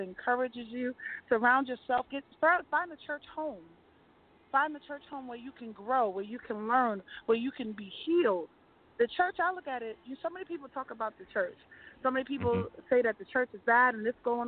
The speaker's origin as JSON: {"language": "English", "town": "Freeport", "region": "New York", "country": "United States", "tie": "born or raised there", "also_born_or_lived": "Queens, New York", "said": "I originally was born in Queens, but I was raised in Long Island"}